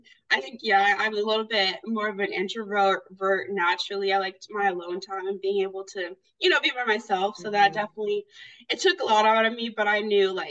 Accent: Wichita, Kansas, United States; moved away as an adult; also born or lived in Denton, Texas / Topeka, Kansas; now in Texas, United States; I am originally from Wichita, Kansas, but go to school at University of North Texas on my last year.

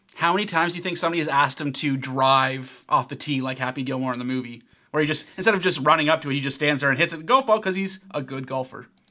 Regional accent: Ajax, Ontario, Canada; my hometown of Ajax, Ontario

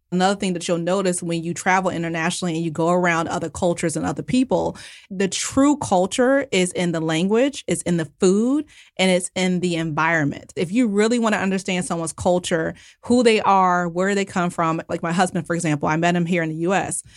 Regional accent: United States; I'm, you know, very much American

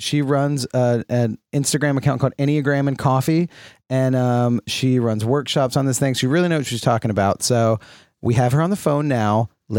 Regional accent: Charlotte, North Carolina, United States; moved away as an adult; now in New York, United States; I am born and raised in North Carolina, in Charlotte, North Carolina.

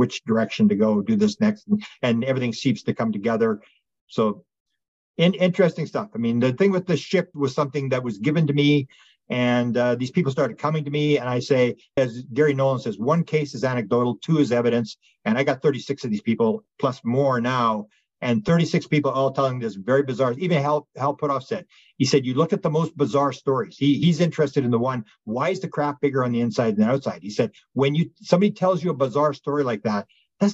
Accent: Canada; I'm a Canadian

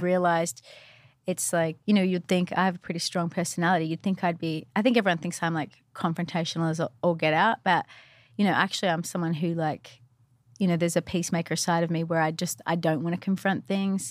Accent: Australia; moved away; I was from Australia

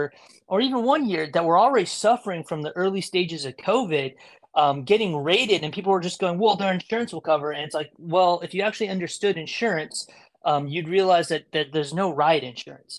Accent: Monterey Bay, California, United States; also born or lived in San Diego / Los Angeles / San Francisco; I'm from Monterey Bay originally

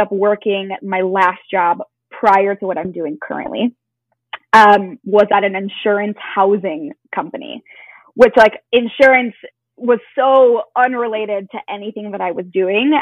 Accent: Chicago, Illinois, United States; I currently live in the suburbs of Chicago and I grew up here, have been here my whole life

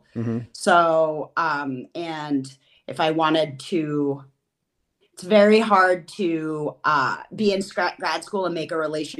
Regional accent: New Haven, Connecticut, United States; also born or lived in Austin, Texas / upstate New York / Western North Carolina; now in Madison, United States; I'm originally from New Haven, Connecticut, but I have lived in a number of places, including I spent a formative part of my youth in Austin, Texas

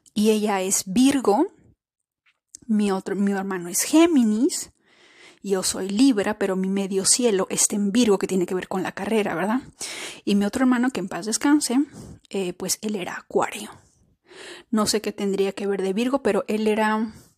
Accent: Peru; nosotras como somos peruanas, los de Perú celebramos el Día de la Independencia el 28 de julio

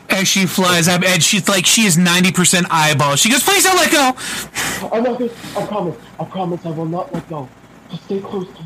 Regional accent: Canada; Fuck, I'm from Canada. They think I'm slow.

